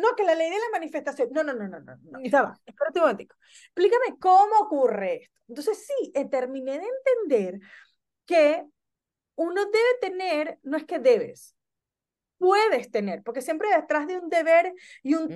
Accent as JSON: {"language": "Spanish", "country": "Venezuela", "tie": "born or raised there", "also_born_or_lived": "Barquisimeto, Venezuela / Caracas, Venezuela / Spain", "moved": "as an adult", "lives_now": "Argentina", "said": "nací en Venezuela, eh, migré por primer, viví en Barquisimeto, en Caracas, eh, migré por primera vez a España, vivo hace casi nueve años en la Argentina"}